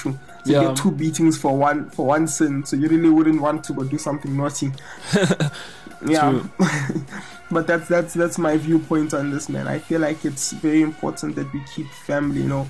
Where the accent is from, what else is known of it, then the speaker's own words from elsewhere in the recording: South Africa; I grew up here in South Africa